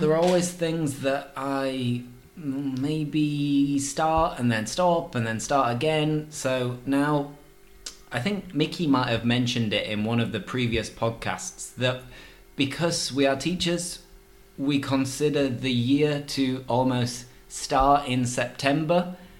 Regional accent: Yorkshire and the Humber, United Kingdom; But yeah, I'm from Yorkshire. It might not sound like it sometimes, but I'm from Yorkshire.

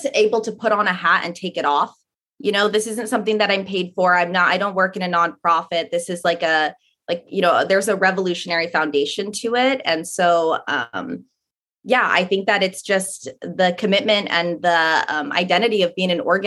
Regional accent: Seattle, Washington, United States; moved away as an adult; now in Oakland, United States; I was raised in Seattle. I only moved out to Oakland about a year and a half ago

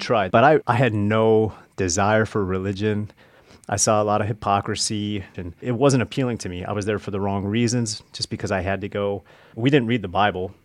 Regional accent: Nebraska, United States; I grew up in the Midwest, uh, mostly in Nebraska

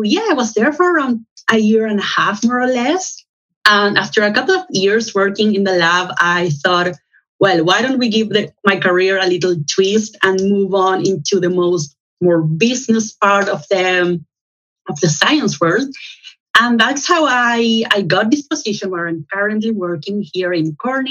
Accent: Chile; moved away as an adult; also born or lived in Santiago, Chile; now in Amsterdam, Netherlands; I am originally from Chile in Latin America

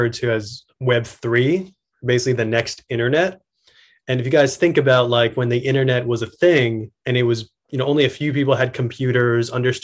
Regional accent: New York City, New York, United States; I'm from Queens

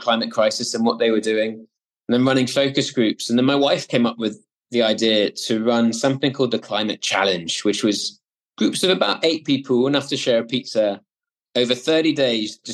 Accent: Swansea, Wales, United Kingdom; So when I grew up in Wales, the original Wales, as opposed to New South Wales in Australia, but the original Wales in a city called Swansea

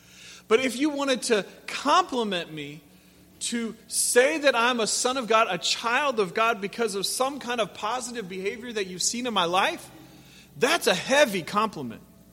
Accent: Pacific Northwest, United States; moved away; I grew up in the Pacific Northwest

